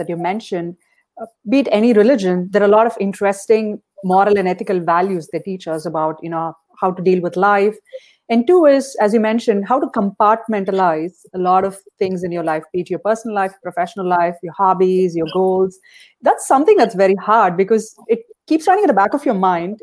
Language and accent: English; India; moved away; when I was growing up in India